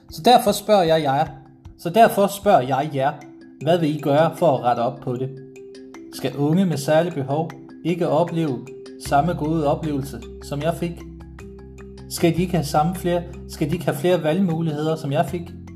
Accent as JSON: {"language": "Danish", "town": "Struer", "region": "Central Denmark Region", "country": "Denmark", "tie": "born or raised there", "said": "født og opvokset i Struer Kommune"}